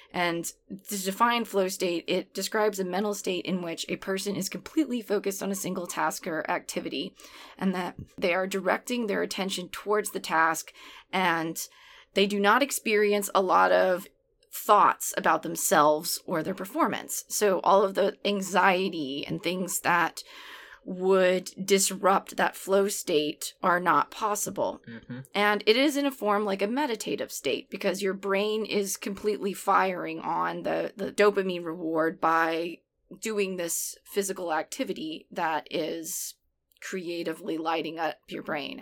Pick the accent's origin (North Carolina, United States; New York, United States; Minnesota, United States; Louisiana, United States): Louisiana, United States; New Orleans; also born or lived in Portland area; now in Portland, United States; I grew up in New Orleans, which I think is a city that is very steeped in dance.